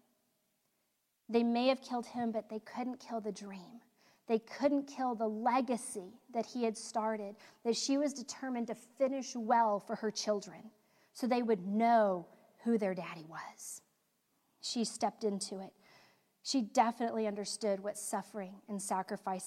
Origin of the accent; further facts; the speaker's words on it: United States; as American women